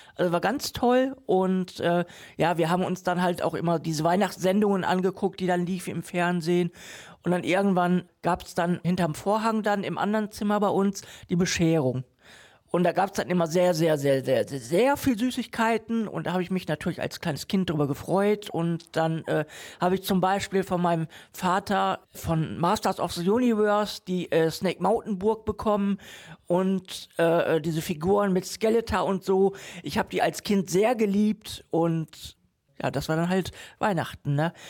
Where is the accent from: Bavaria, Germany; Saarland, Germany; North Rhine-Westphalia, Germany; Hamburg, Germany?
North Rhine-Westphalia, Germany; Moers; Eik Ost ist äh, ein Stadtteil von Mörs, ein sehr ruhiger Stadtteil, überschaulicher Stadtteil, aber ich bin